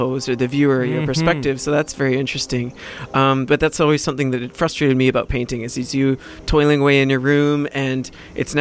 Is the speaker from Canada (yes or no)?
yes; West Vancouver, British Columbia, Canada; I grew up in West Van. It's a very affluent community, obviously.